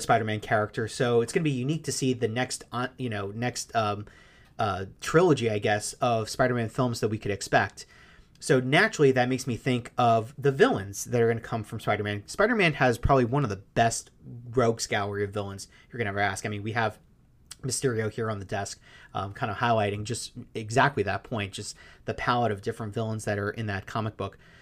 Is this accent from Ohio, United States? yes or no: no; New York City, New York, United States; I grew up in Queens